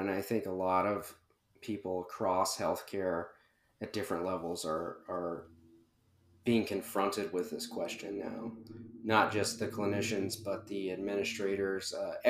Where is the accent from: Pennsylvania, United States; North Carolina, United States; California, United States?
North Carolina, United States; Charlotte; Yeah, so I'm mostly from the Carolinas, Charlotte in particular. My family, my wife's family is all in the Carolinas.